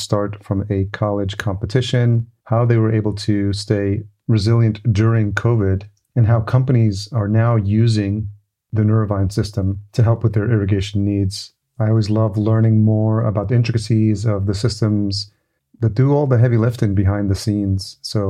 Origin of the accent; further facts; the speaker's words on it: Yonkers, New York, United States; We're both New Yorkers. I grew up just outside New York in Yonkers and lived in New York City